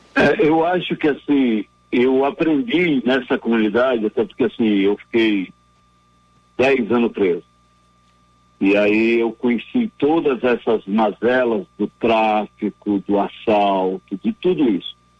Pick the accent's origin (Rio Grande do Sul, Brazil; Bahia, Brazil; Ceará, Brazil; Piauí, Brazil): Ceará, Brazil; now in São Paulo, Brazil; na minha terra natal, Ceará